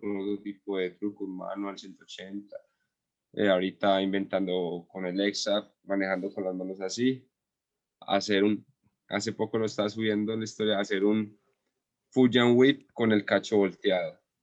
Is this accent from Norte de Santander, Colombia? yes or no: no; Andes, Antioquia, Colombia; es acá en mi pueblo, en Andes